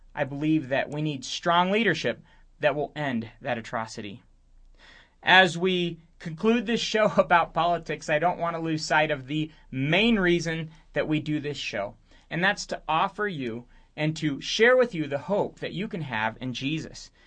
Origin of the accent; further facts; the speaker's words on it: Romania; moved away; I grew up in Romania, which spent a few decades in communism